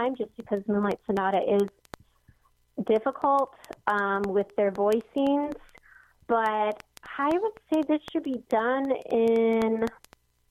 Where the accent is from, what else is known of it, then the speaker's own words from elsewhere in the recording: Hawaii, United States; we're all from Hawaii, so we kind of have that connection.